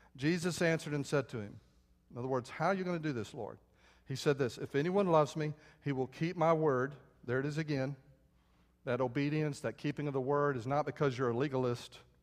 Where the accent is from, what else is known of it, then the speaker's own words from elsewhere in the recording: San Antonio, Texas, United States; when I was a little boy, I grew up outside San Antonio